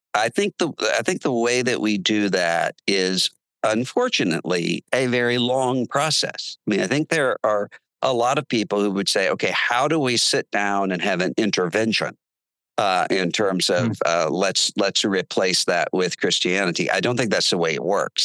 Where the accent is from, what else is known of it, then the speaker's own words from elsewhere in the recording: Biloxi, Mississippi, United States; now in Nashville, United States; we're from Biloxi, Mississippi, which is a seafood town